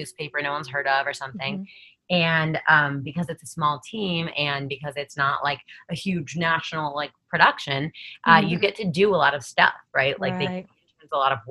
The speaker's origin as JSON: {"language": "English", "region": "New Jersey", "country": "United States", "tie": "born or raised there", "said": "I was born and raised in New Jersey"}